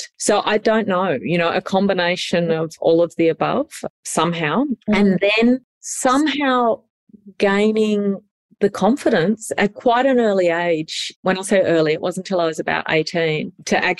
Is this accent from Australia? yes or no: yes; Sydney, New South Wales, Australia; So I grew up in Sydney.